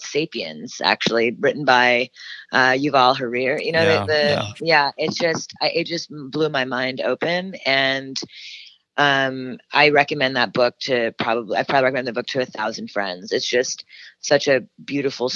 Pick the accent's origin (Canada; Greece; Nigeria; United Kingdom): Canada; now in United States; a Canadian woman moving to America